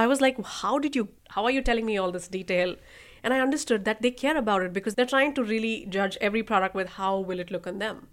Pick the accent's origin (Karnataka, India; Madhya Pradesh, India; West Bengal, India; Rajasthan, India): Rajasthan, India; moved away as an adult; also born or lived in New York; now in United States; I'm from Northern India, Rajasthan